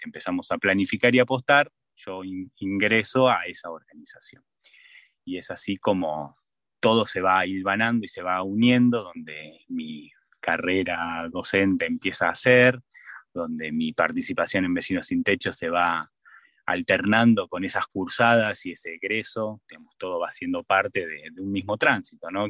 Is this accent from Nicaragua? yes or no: no; Buenos Aires Province, Argentina; now in San Martín de los Andes, Argentina; yo, mm, nací en provincia de Buenos Aires, en el conurbano bonaerense